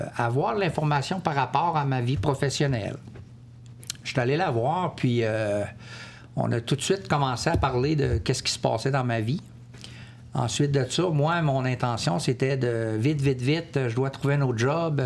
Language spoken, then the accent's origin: French; Quebec, Canada; moved away as an adult; also born or lived in Comox, British Columbia / Ottawa; Je suis originaire de Québec.